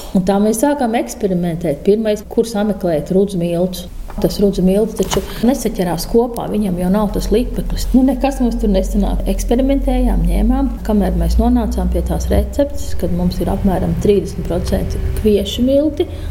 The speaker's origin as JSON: {"language": "Latvian", "town": "Drusti", "region": "Vidzeme", "country": "Latvia", "tie": "born or raised there", "also_born_or_lived": "Lielstraupe", "moved": "yes", "lives_now": "Straupe, Latvia", "said": "es vienmēr nāku no drustiem no Gatārtas."}